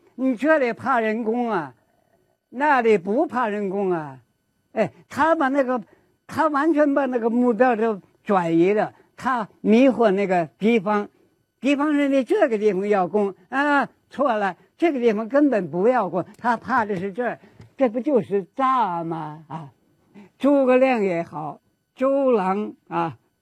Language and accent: Chinese; China; 特别是我们中华的，我们中国人心目中的小说